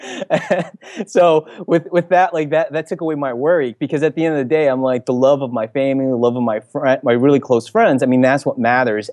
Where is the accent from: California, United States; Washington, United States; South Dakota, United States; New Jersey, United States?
New Jersey, United States; moved away as an adult; also born or lived in Philippines (ancestry); now in San Francisco, United States; I'm from the New Jersey area